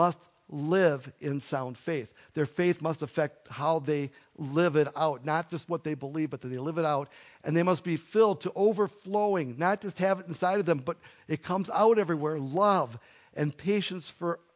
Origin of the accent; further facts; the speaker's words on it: United States; also born or lived in Minnesota; We are American individuals